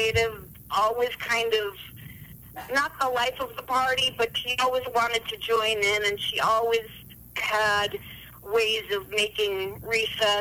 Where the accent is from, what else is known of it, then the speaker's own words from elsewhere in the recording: Ravensdale, Washington, United States; moved away; I'm originally from Washington State, Seattle to be precise. Well, actually Ravensdale, but nobody's ever heard of that, so I always used to cheat and say I was from Seattle